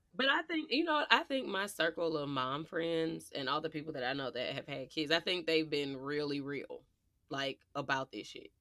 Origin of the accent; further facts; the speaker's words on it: Midwest, United States; we were raised in the Midwest